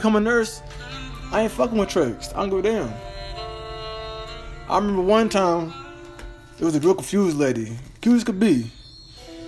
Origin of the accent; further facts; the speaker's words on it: Dallas, Texas, United States; I'm from Dallas, Texas